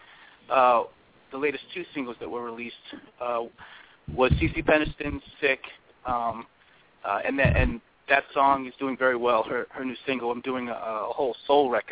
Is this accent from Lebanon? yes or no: no; East Coast, United States; I'm from the East Coast